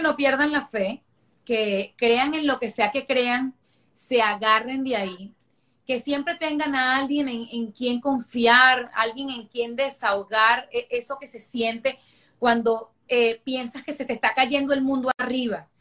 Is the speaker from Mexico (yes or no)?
no; Venezuela; moved away as an adult; also born or lived in Caracas / London; now in Miami, United States; yo soy una venezolana que lo tuve todo en Venezuela. Yo eh, crecí en un hogar clase media